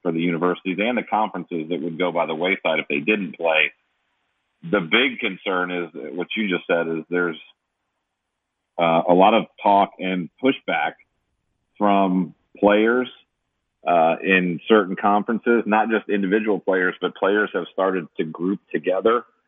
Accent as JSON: {"language": "English", "region": "Michigan", "country": "United States", "tie": "born or raised there", "moved": "yes", "lives_now": "South Carolina, United States", "said": "I grew up in Michigan"}